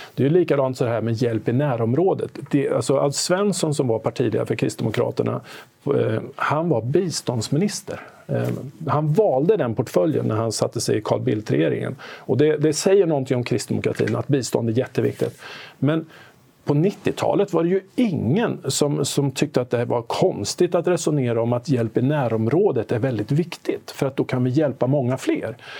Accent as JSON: {"language": "Swedish", "country": "Sweden", "said": "som svensk"}